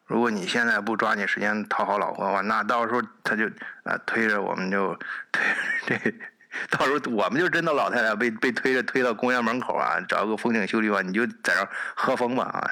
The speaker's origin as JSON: {"language": "Chinese", "country": "China", "moved": "yes", "lives_now": "Germany", "said": "我们中国人一般比较理性啊"}